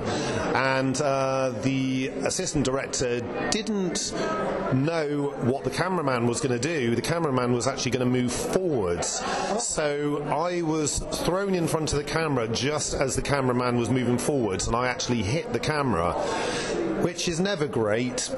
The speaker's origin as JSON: {"language": "English", "town": "Bristol", "region": "South West England", "country": "United Kingdom", "tie": "born or raised there", "moved": "yes", "said": "I'm going off to Panto in Bristol, my hometown"}